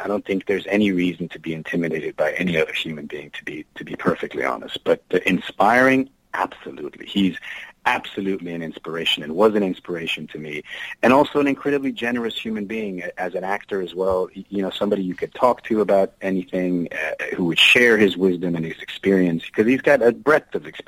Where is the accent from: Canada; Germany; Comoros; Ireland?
Germany; moved away; I didn't grow up in the U.S. I grew up in Germany